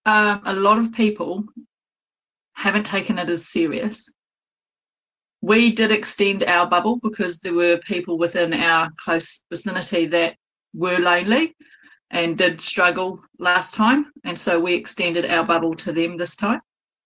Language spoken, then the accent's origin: English; Texas, United States; now in Kawerau, New Zealand; I'm in my office near Kawerau. Probably closer to Te Teko. I'm a Texan.